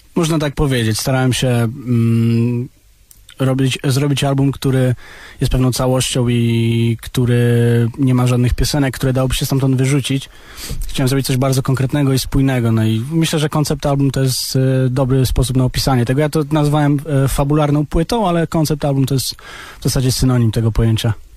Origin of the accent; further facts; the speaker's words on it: Warsaw, Masovian Voivodeship, Poland; also born or lived in abroad (born outside Poland); tutaj jestem, wiesz, od 20 lat i tutaj się wychowałem